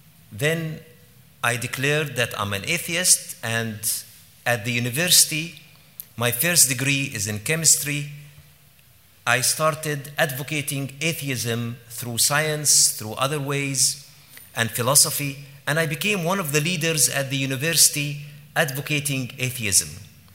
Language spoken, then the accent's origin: English; Jerusalem, Palestine; born there; I was born in Jerusalem in 1967 during the Arab-Israeli War. And I was born exactly during the war.